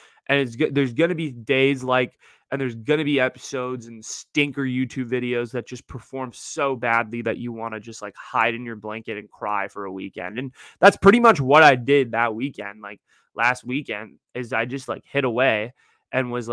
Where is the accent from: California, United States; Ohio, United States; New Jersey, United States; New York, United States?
California, United States; Northern; I'm from Northern California